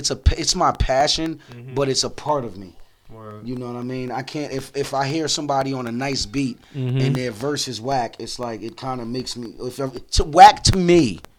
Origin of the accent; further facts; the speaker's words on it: New Jersey, United States; also born or lived in Charleston, South Carolina; I was born in Charleston, South Carolina, and I've been in Jersey since I was one.